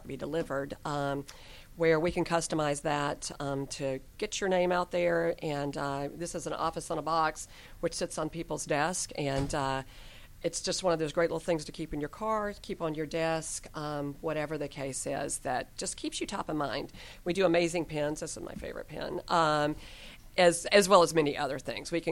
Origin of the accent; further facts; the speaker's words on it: South Carolina, United States; also born or lived in Atlanta, Georgia; now in Collins Hill, United States; I'm originally from South Carolina. Grew up in a very small town. Grew up on a farm, actually. And then made it to the big city of Atlanta